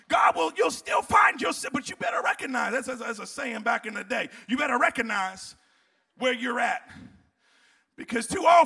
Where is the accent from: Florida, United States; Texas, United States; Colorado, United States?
Florida, United States; also born or lived in New Jersey; now in Tennessee, United States; See, I'm from South Florida. I lived in South Florida. You say, that's not a South Florida accent. No, it's Jersey, then South Florida. Now I'm Tennessee, and I'm halfway back.